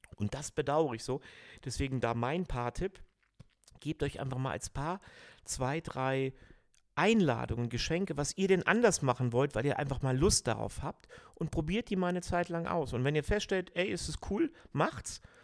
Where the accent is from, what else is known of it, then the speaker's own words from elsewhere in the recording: Cologne, North Rhine-Westphalia, Germany; ich bin Rheinländer, Kölner, ich bin Halbägypter